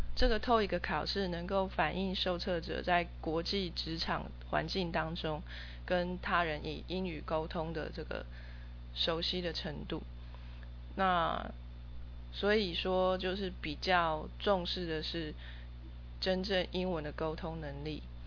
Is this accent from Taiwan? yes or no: yes; Taiwan; first language Chinese; 生长在台湾这个环境